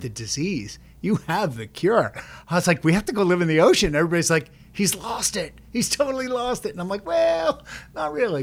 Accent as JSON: {"language": "English", "area": "Long Island", "region": "New York", "country": "United States", "tie": "born or raised there", "said": "we grew up on Long Island"}